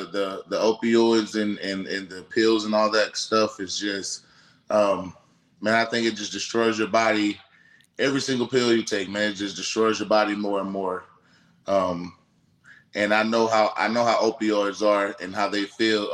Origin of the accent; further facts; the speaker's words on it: Perry, Florida, United States; also born or lived in Madison, Florida; I moved to Perry, Taylor County, where I went to high school and like grew up and stuff, about 25 minutes away from Madison